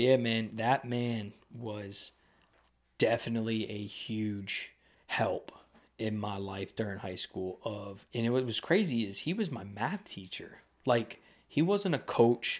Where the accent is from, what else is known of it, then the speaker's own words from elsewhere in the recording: Lebanon, Pennsylvania, United States; growing up in Lebanon when I was younger